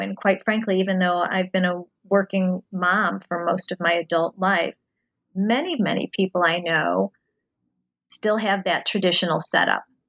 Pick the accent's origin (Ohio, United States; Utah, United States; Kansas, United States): Ohio, United States; outside of Cincinnati; moved away; I grew up um, outside of Cincinnati, Ohio